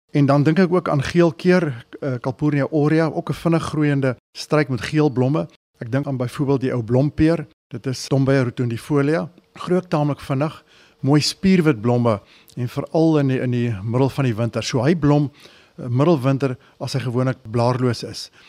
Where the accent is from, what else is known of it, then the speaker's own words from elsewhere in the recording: Johannesburg, Gauteng, South Africa; En as kind sit in in Linden, Johannesburg gebly en ons het so op die buitewyke van Johannesburg gebly.